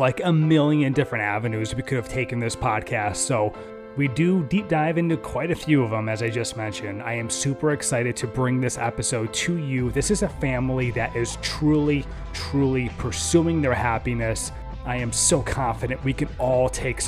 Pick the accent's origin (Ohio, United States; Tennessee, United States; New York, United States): New York, United States; upstate; now in Florida, United States; I grew up in upstate New York and I was very used to my white Christmases